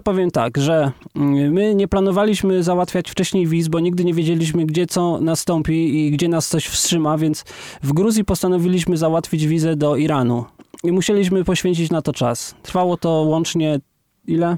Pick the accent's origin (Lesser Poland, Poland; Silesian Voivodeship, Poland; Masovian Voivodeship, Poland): Lesser Poland, Poland; Kraków; ja jestem Polakiem z Krakowa